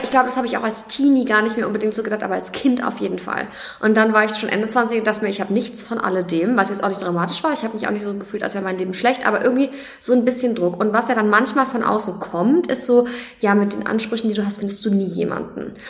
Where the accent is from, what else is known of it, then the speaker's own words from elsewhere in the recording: Nuremberg, Bavaria, Germany; Ich komme aus Nürnberg